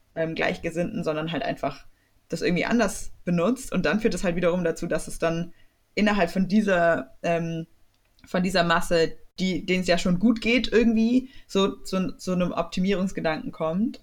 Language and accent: German; Swabia, Baden-Württemberg, Germany; accent: Swabian; mit meinem schwäbischen Akzent